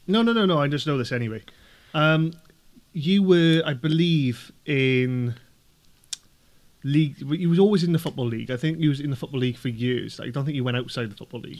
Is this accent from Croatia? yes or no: no; Welsh, Wales, United Kingdom; being Welsh myself